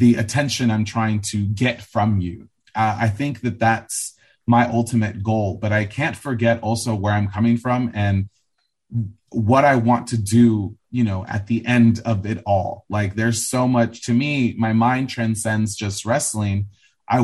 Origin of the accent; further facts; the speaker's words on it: Los Angeles, California, United States; growing up in Los Angeles and being from the suburbs